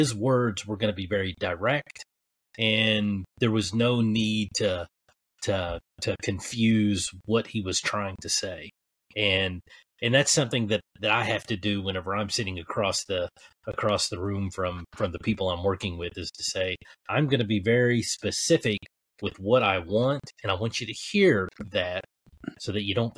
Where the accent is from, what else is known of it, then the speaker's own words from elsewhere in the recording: Kentucky, United States; I'm a hillbilly from Kentucky